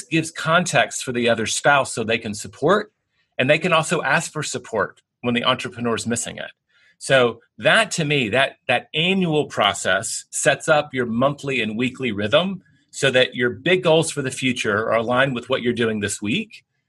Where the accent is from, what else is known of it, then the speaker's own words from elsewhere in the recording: Tennessee, United States; now in Texas, United States; I'm in Texas, I grew up in Tennessee